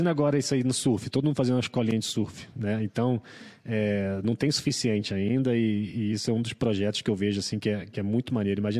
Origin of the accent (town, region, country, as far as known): Brazil